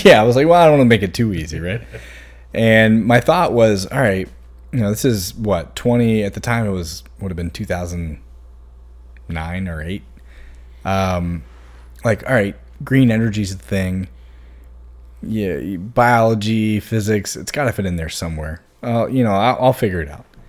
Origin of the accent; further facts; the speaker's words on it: Hanover, Virginia, United States; also born or lived in Chesterfield / Blacksburg; growing up in Hanover